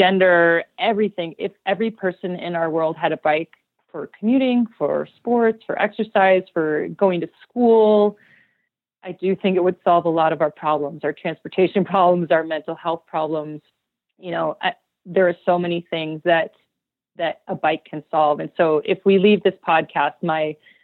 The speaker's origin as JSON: {"language": "English", "region": "Idaho", "country": "United States", "tie": "born or raised there", "said": "my hometown"}